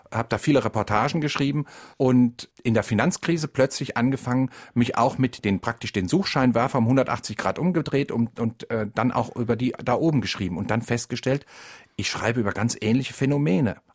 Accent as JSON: {"language": "German", "region": "West Germany", "country": "Germany", "tie": "born or raised there", "said": "Das heißt, wir sind alle aufgewachsen in Westdeutschland mit dem Bewusstsein, wir sind doch alle irgendwie Mittelschicht."}